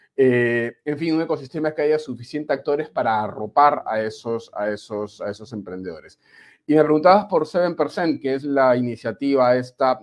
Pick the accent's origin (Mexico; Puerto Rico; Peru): Peru; moved away as an adult; also born or lived in Spain / Panama; now in Valencia, Spain; ha pasado algunos años desde que salí del Perú.